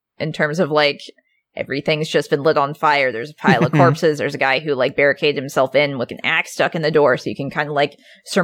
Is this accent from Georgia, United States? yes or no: no; Alaska, United States; moved away; my home state